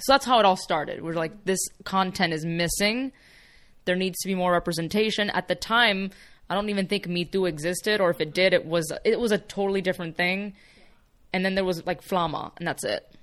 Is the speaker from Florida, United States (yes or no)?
yes; Miami, Florida, United States; first language Spanish; English is a second language; moved away as an adult; now in Los Angeles, United States; So even in Miami, I was surrounded by a lot of that.